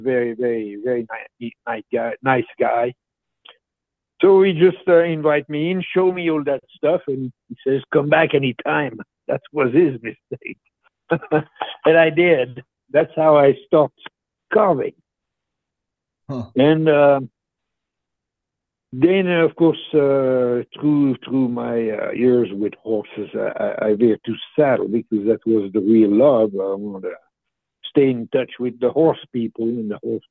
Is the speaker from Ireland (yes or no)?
no; Switzerland; first language French; English is a second language; moved away as an adult; now in United States; from a little village who was in comfort, believe it or not, in the mountains, and there was 250 people.